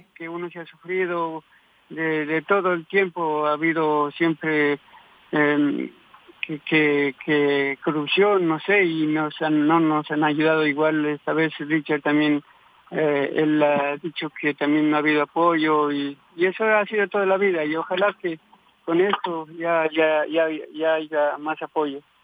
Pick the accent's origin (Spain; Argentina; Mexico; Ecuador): Ecuador; Tulcán, Carchi; de mi tierra en Tulcán